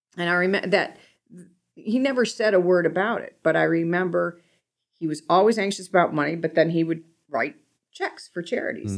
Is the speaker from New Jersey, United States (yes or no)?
no; Cleveland, Ohio, United States; growing up in Cleveland, everybody's there really ni-, everybody there is really nice